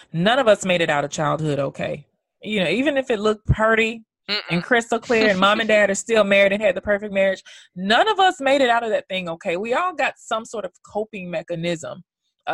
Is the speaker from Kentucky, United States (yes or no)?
no; New York, United States; those of us New Yorkers